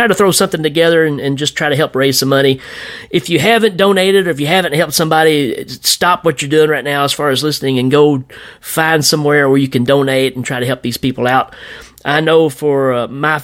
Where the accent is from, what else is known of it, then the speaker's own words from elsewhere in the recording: Tennessee, United States; I'm from Tennessee